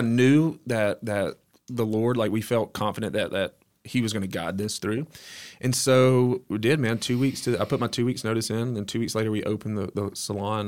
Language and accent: English; Oak Grove, Alabama, United States; I grew up in Oak Grove, which is, um, outside of Hueytown, Alabama, um, small town.